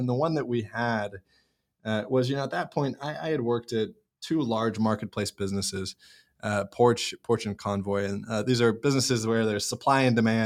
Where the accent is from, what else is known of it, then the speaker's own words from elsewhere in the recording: Seattle, Washington, United States; I grew up in Seattle area